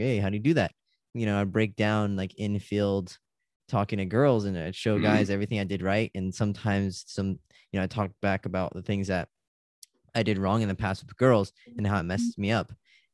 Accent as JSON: {"language": "English", "region": "California", "country": "United States", "said": "I'm from California"}